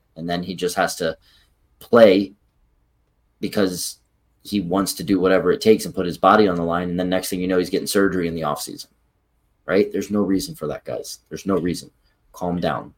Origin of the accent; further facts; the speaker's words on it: Philadelphia, Pennsylvania, United States; we're from Philadelphia